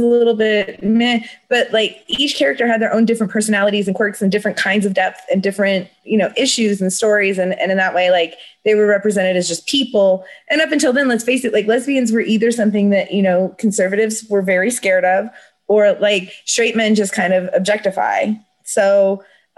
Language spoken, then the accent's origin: English; Oakland, California, United States; I grew up in Oakland, which is right across the bridge from San Francisco in the 80s